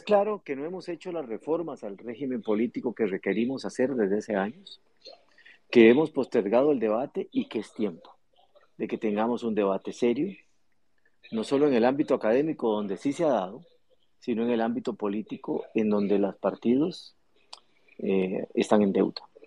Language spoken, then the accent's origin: Spanish; Costa Rica; Los ticos